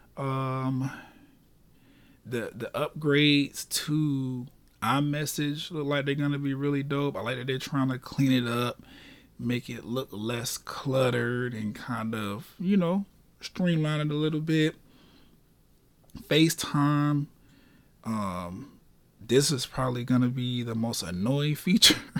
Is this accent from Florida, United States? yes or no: yes; Orlando, Florida, United States; born and raised in Orlando